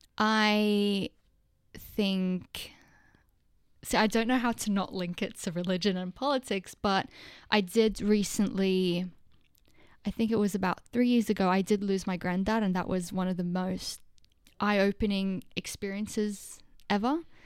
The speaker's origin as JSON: {"language": "English", "country": "Lebanon", "tie": "born or raised there", "moved": "yes", "lives_now": "Australia", "said": "I was born in Lebanon, so I was born in, um, I wasn't born in Australia. When we, when I moved in two thousand two"}